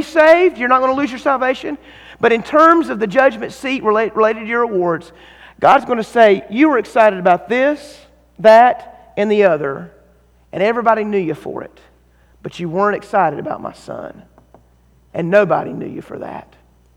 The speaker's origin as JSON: {"language": "English", "region": "North Carolina", "country": "United States", "said": "I'm from North Carolina"}